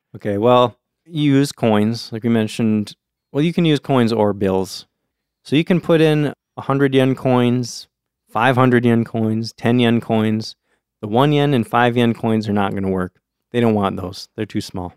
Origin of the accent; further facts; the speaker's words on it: United States; as an American kid